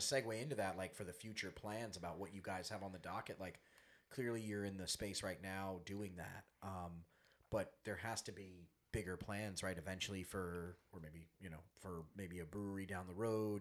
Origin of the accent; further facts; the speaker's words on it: Long Island, New York, United States; we're from Long Island, 45 minutes from Splish Splash